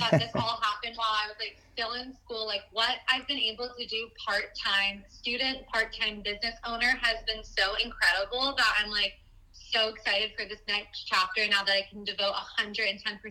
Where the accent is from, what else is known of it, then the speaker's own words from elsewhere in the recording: Florida, United States; I was born and raised in Florida